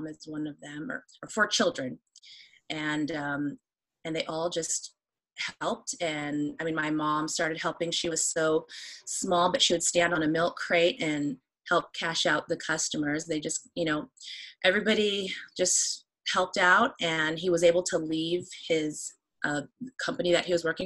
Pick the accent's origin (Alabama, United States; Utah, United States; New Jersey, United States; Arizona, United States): Arizona, United States; Phoenix; I was born and raised in Phoenix, Arizona